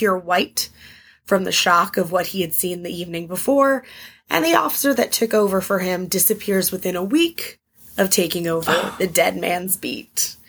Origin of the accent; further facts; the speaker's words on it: Arizona, United States; now in Washington, D.C., United States; I grew up in Arizona and we have, like, a little ghost town down the road